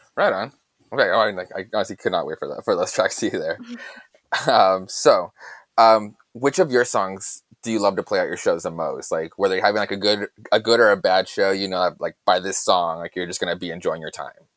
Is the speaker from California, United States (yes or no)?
no; Yuma, Arizona, United States; originally, we're, we're both from Yuma, Arizona